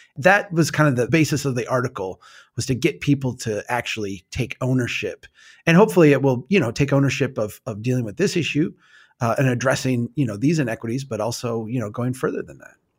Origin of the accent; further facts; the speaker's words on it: Minnesota, United States; I'm from Minnesota